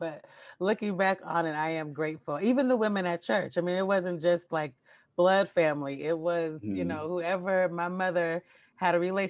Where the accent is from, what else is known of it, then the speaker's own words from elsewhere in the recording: Portland, Oregon, United States; also born or lived in Paterson, New Jersey; So I was born in Paterson, New Jersey, and I grew up in Portland, Oregon